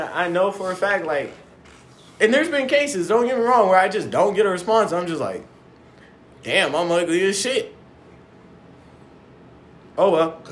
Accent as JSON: {"language": "English", "town": "Seattle", "region": "Washington", "country": "United States", "tie": "born or raised there", "also_born_or_lived": "Mojave Desert", "moved": "as an adult", "said": "I grew up in Seattle, Washington"}